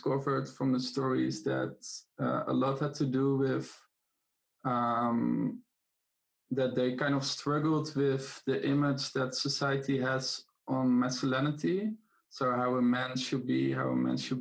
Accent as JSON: {"language": "English", "country": "Netherlands", "second_language": "English", "moved": "yes", "lives_now": "Greece", "said": "I am in Greece right now, but I'm originally from the Netherlands"}